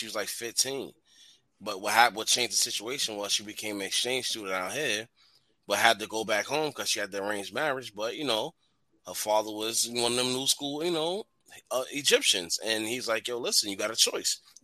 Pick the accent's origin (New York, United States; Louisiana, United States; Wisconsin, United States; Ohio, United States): New York, United States; New York City; moved away; I'm from Edgemere